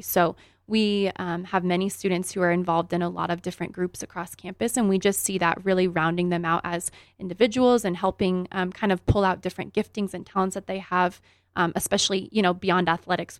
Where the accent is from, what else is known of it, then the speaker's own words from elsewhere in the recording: Grand Junction, Colorado, United States; also born or lived in Greeley, Colorado; I grew up here in Grand Junction and played for the Tigers